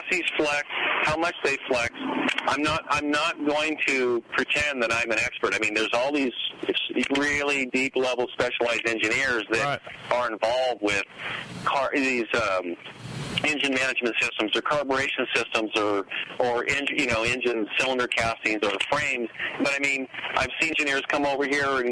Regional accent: Southern California, United States; I'm actually at the house I was born and raised

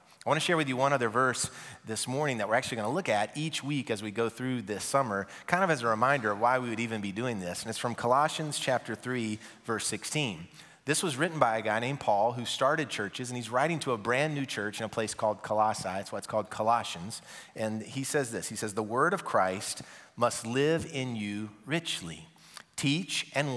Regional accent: Nashville, Tennessee, United States; also born or lived in Mount Juliet; I'm from Nashville

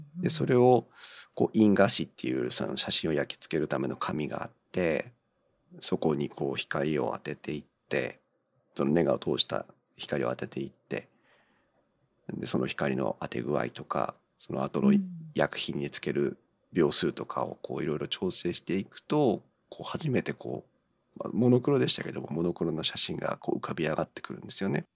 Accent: Chiba, Japan; now in Tohoku, Japan; 生まれはね千葉県だったんです。

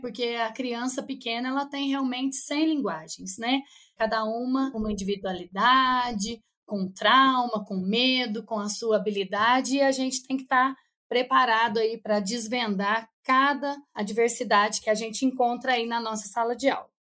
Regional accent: Cambuquira, Minas Gerais, Brazil; also born or lived in Três Corações; Eu não sou de Três Corações, sou de Cambuquira, uma cidade vizinha

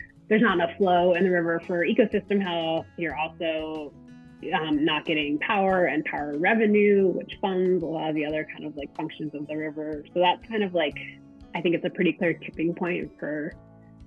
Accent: Cambridge, Massachusetts, United States; moved away as an adult; also born or lived in Maine; now in Durango, United States; I grew up in Cambridge, Massachusetts, in a family that got outside quite a bit.

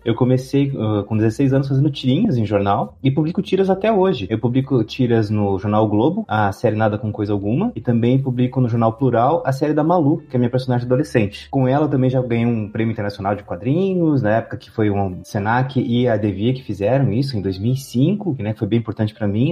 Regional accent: Curitiba, Paraná, Brazil; now in Leipzig, Germany; da terra de onde eu venho, da terra de Curitiba

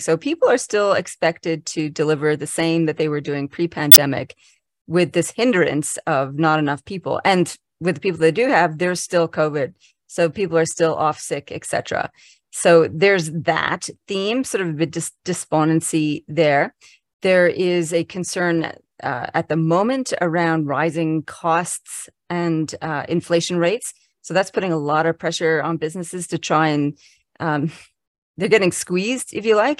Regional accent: Canada; now in Canberra, Australia; I'm Canadian originally, so, but I've been living in Australia since nineteen ninety-six.

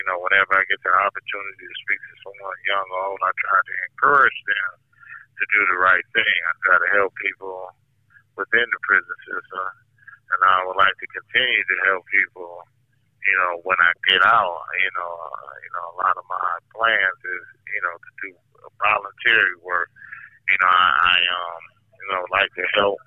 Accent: Milwaukee, Wisconsin, United States; I'm from Milwaukee, Wisconsin, and I'm currently at Red Granite Institution

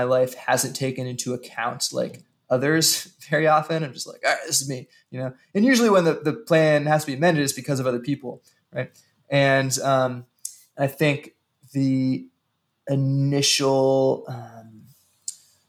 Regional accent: Western Maryland, United States; now in Kansas City, United States; where I grew up in Western Maryland

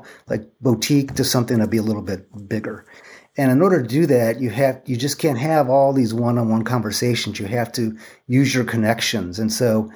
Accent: Toledo, Ohio, United States; moved away as an adult; now in California, United States; I grew up in Toledo

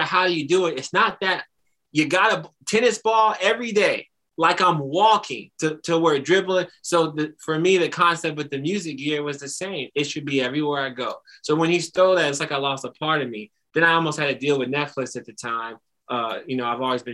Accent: Kansas City, Missouri, United States; I dug into the entrepreneurial resources in my hometown

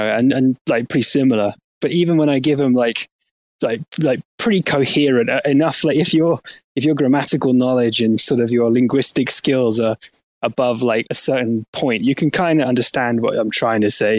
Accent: England, United Kingdom; I'm English.

